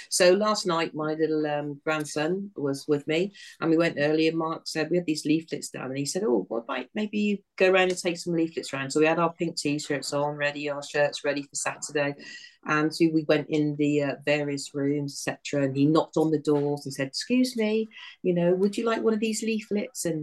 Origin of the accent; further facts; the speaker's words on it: Weymouth, South West England, United Kingdom; but we wish you all the very best because we're from Weymouth.